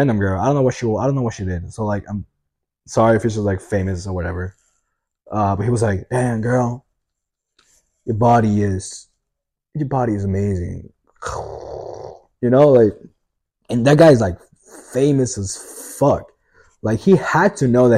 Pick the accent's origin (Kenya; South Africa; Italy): Italy; English is a second language